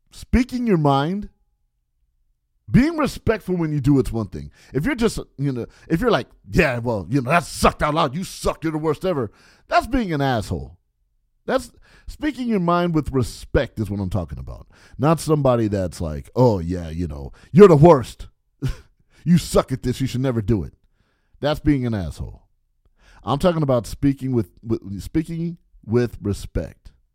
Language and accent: English; San Bernardino, California, United States; also born or lived in Barstow, California; I moved from Barstow, California, population twenty thousand, to San Bernardino, California, population two hundred twenty-five thousand.